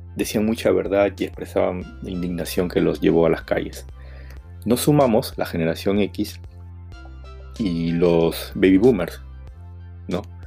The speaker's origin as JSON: {"language": "Spanish", "country": "Peru", "said": "somos todos los peruanos, los que salimos a la calle"}